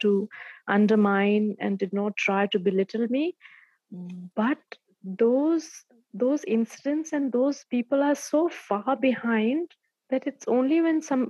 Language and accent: English; a village near Bandhavgarh, Madhya Pradesh, India; also born or lived in Delhi; the place where I get off to drive to my village